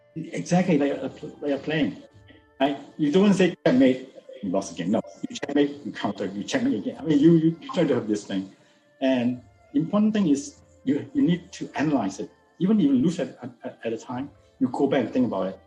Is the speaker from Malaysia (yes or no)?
yes; George Town, Penang, Malaysia; I was born in Malaysia. I was born in Penang. It's actually northern Malaysia. So we are very close to the Thai border